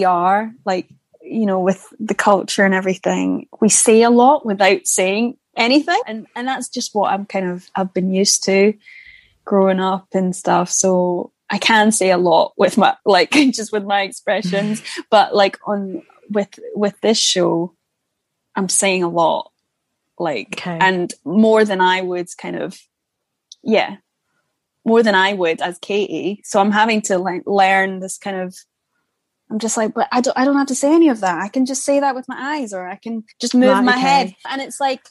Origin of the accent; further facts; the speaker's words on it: Scotland, United Kingdom; accent: Scottish; now in London, United Kingdom; my own Scottish accent